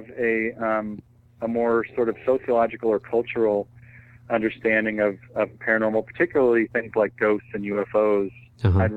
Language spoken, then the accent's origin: English; Washington, United States; I grew up in Washington State